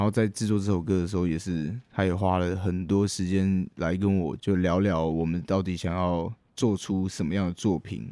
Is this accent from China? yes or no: no; Taichung, Taiwan; also born or lived in Ren'ai Township, Nantou; 我是台中人